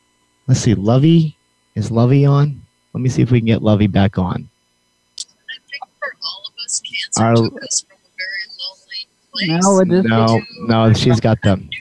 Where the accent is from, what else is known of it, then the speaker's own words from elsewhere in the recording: New Mexico, United States; I'm from New Mexico